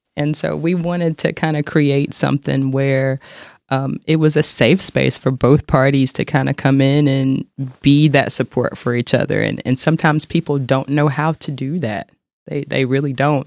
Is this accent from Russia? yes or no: no; Charlotte, North Carolina, United States; moved away as an adult; now in Kansas City, United States; I'm originally from North Carolina, Charlotte, North Carolina